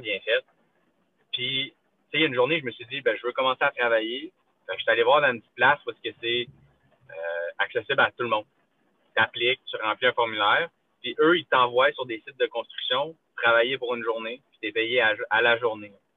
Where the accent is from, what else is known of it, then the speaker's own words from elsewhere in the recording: Quebec, Canada; moved away; je suis québécois